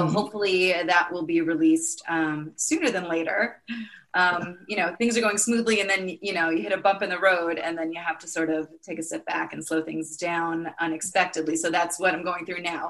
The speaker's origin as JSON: {"language": "English", "region": "New York", "country": "United States", "said": "I'm from New York"}